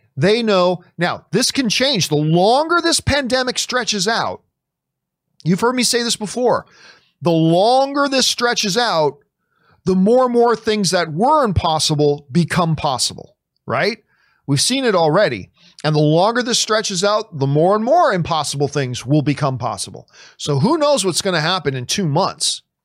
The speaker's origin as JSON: {"language": "English", "town": "Hamilton", "region": "Ontario", "country": "Canada", "tie": "born or raised there", "moved": "yes", "said": "Hamilton's my hometown"}